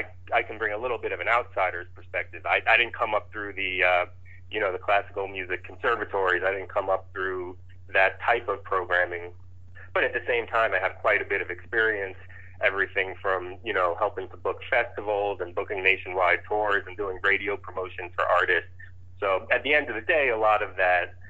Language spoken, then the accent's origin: English; New York City, New York, United States; now in Staunton, United States; I grew up in New York City